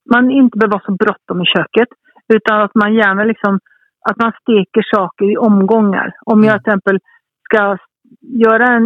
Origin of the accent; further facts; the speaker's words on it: Italy; Jag tror att är man halvitalienska som jag är och uppvuxen i Italien så har man blivit, har man blivit kär i, i goda råvaror